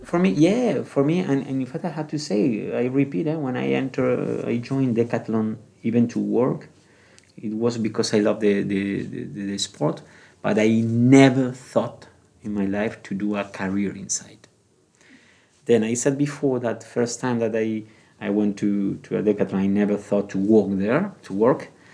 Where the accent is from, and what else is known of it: Gran Canaria, Canary Islands, Spain; English is a second language; moved away as an adult; also born or lived in Bilbao, Spain / France; now in Prague, Czech Republic